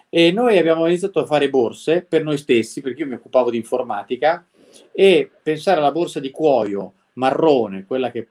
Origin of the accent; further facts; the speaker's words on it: Milan, Lombardy, Italy; born there; io sono nato a Milano, poi i miei genitori sono venuti a vivere in zona e io casualmente mi sono trovato qua.